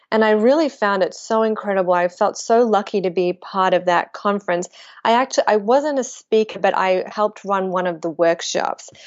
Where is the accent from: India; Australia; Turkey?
Australia; Melbourne, Victoria; I grew up in Melbourne, Australia